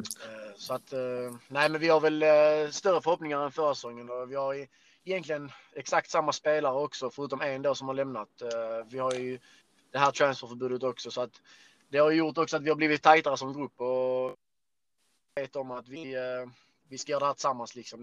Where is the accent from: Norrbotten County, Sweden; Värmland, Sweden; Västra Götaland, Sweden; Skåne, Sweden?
Skåne, Sweden; vi skåningar